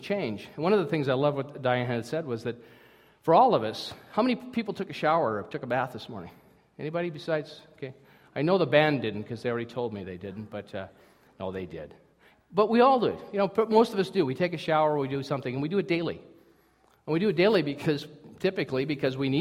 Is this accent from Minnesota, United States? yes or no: yes; Minnesota, United States; I'm from Minnesota